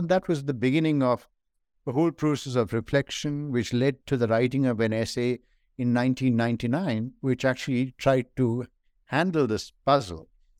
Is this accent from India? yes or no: yes; northern India, India; also born or lived in Kerala; I was born in India in the state of Kerala, which some of you may know is on the southwestern coast of India. So the ocean was beside my head even as I was born. But I went to school and university largely in northern India.